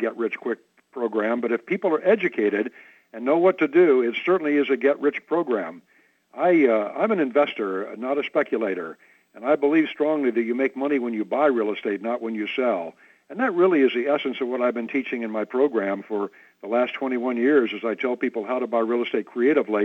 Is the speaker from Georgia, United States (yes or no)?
no; Illinois, United States; I grew up in Illinois and have a Midwestern, very conservative bent